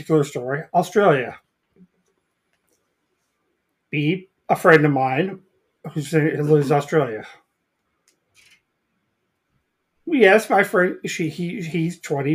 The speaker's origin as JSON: {"language": "English", "region": "California", "country": "United States", "said": "as a Californian"}